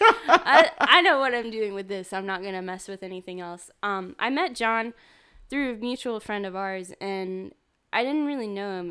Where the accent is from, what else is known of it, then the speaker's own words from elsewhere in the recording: Winston-Salem, North Carolina, United States; I'm from Winston-Salem, which is, like, twenty, thirty minutes away from Greensboro.